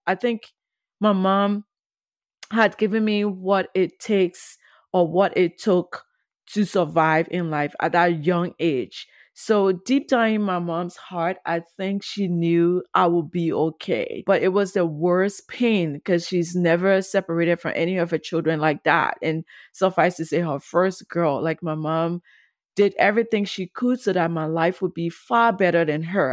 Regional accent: Monrovia, Montserrado, Liberia; also born or lived in Ghana; growing up on duper road in Pinsville, Monrovia, Liberia

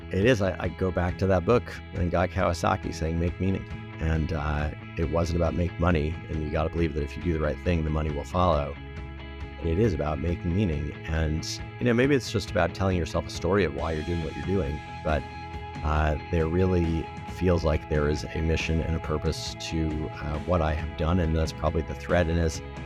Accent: Providence, Rhode Island, United States; I grew up in Providence, Rhode Island

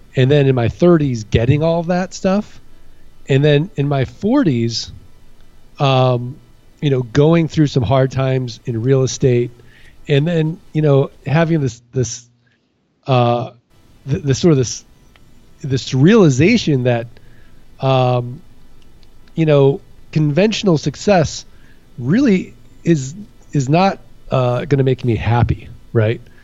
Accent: St. Louis, Missouri, United States; moved away as an adult; also born or lived in Kansas City / Midwest; now in Phoenix, United States; I'm from uh, St. Louis, Missouri

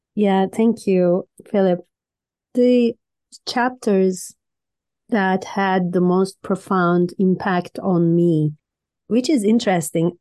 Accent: Istanbul, Turkey; now in Canada; I was born in Turkey, Istanbul

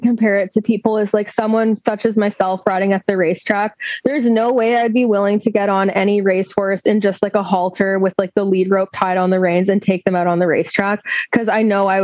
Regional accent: Fraser Valley, British Columbia, Canada; I'm a Canadian located in British Columbia, Canada. I live in the Fraser Valley. It's very beautiful here. I've grown up here

